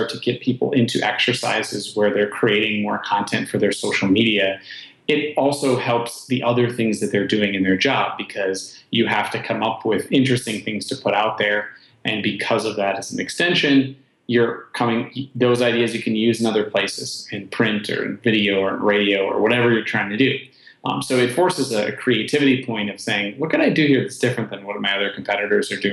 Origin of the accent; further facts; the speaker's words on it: Wisconsin, United States; I am born and raised in Wisconsin